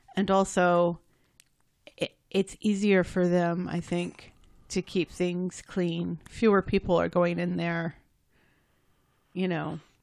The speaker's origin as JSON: {"language": "English", "country": "United States", "said": "I'm American"}